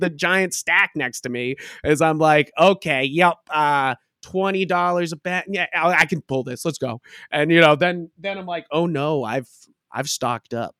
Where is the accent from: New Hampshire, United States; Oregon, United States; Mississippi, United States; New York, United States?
New Hampshire, United States; Hampton Beach; moved away as an adult; also born or lived in Boston, Massachusetts; now in Haverhill, United States; I was born and raised in New Hampshire, uh, Hampton Beach